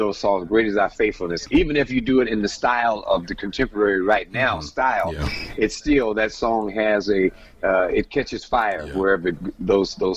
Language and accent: English; San Francisco, California, United States; I come from San Francisco, and there's three beautiful bridges there